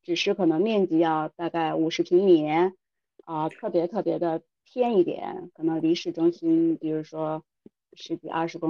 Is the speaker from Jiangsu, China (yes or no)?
no; Hegang, Heilongjiang, China; 我也来自黑龙江著名的鹤岗。